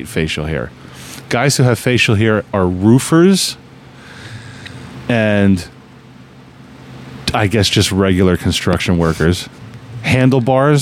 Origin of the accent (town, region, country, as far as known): New Jersey, United States; born or raised there